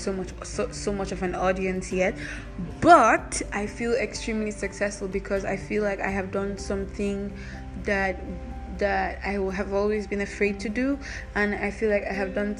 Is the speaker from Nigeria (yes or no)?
yes; Nigeria; because I'm Nigerian, it's difficult for me to get good jobs